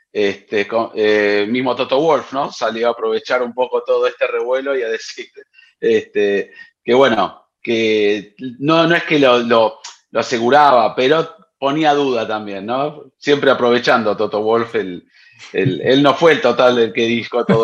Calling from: Guadalajara, Jalisco, Mexico; Hola formuleros, muy buen día. Soy … de Guadalajara, Jalisco.

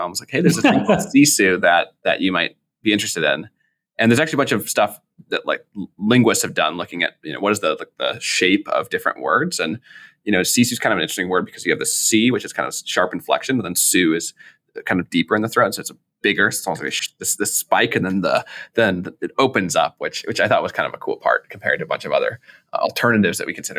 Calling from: San Francisco, California, United States; I am calling in from San Francisco, California.

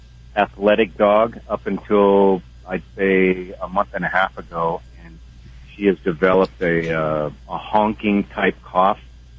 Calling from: Wyoming, United States; Well, I'm truck driving here in Wyoming.

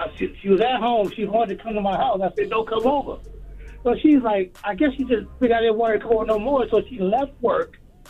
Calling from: Albany, New York, United States; from Albany.

